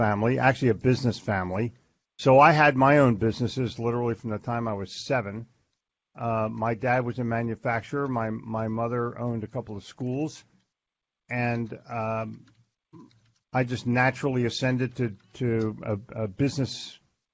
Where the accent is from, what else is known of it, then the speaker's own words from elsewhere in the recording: Philadelphia, Pennsylvania, United States; moved away; also born or lived in New Jersey / Florida; I grew up in Philadelphia